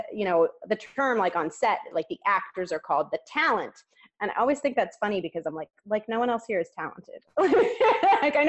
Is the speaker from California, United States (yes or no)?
no; Clearwater, Florida, United States; where I grew up in Clearwater